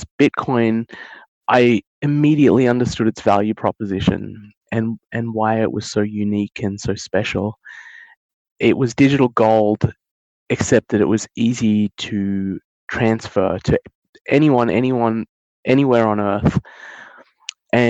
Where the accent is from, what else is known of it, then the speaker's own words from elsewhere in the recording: Australia; I was born and raised in Australia with my sister, but my father and my mother were born in India